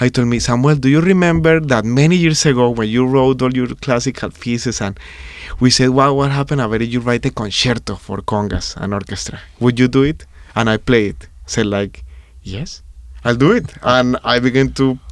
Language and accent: English; Colombia; now in New York, United States; my hometown in Colombia